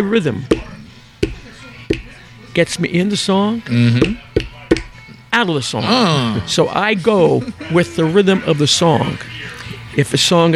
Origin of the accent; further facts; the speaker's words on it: Philadelphia, Pennsylvania, United States; I'm from South Philly.